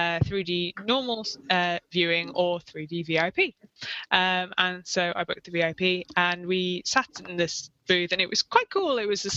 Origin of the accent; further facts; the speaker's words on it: United Kingdom; I'm too British to do that.